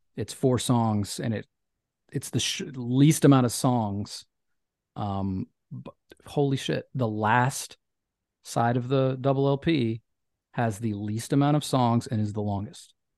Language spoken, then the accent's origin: English; Memphis, Tennessee, United States; where I grew up in Memphis